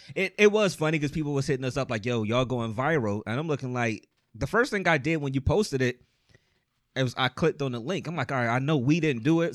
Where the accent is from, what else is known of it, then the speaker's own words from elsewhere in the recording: Cleveland, Ohio, United States; we're all from Cleveland